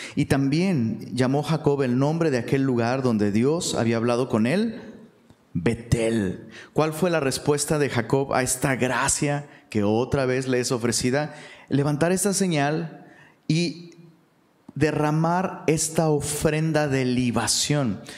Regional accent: Taxco, Guerrero, Mexico; also born or lived in Mexico City; now in Monterrey, Mexico; allá en Tasco, de donde soy originario

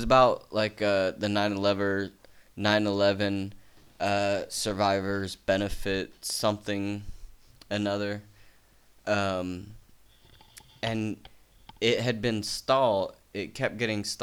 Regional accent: United States; I'm from the United States

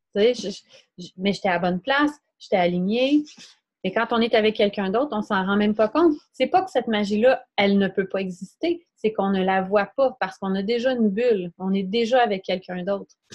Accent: Quebec, Canada; dans mon patelin, là où j'étais née

